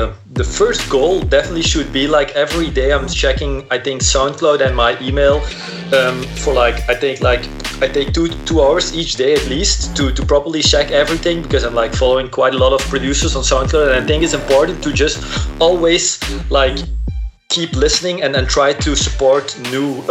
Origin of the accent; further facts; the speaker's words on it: Belgium; I'm from Belgium